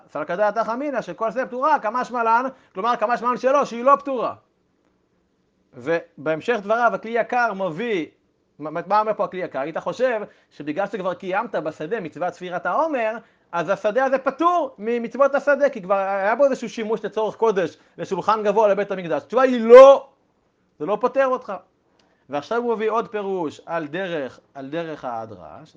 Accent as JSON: {"language": "Hebrew", "country": "Israel", "tie": "born or raised there", "said": "שגדלתי ב- במשק חקלאי ובילדותי הייתי בקיבוץ עם, עם שדות חיטים"}